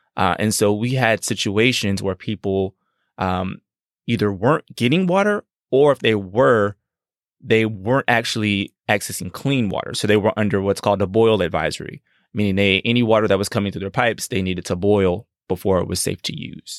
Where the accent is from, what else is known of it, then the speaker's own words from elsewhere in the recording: Gulf Coast, United States; I'm from the Gulf Coast. We prep, we prepare for hurricanes.